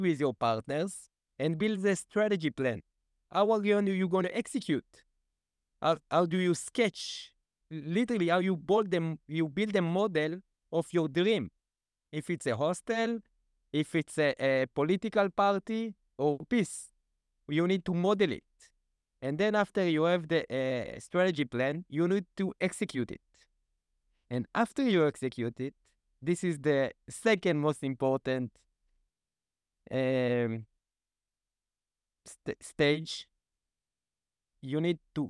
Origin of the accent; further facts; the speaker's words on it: Israel; I really wanted to move out from the kibbutz, and at the year of 14, I fulfilled this dream.